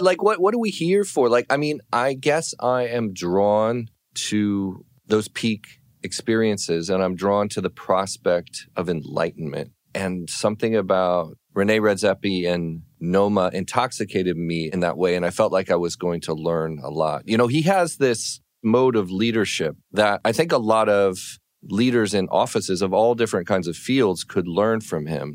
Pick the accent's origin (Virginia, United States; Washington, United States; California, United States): California, United States; I'm from California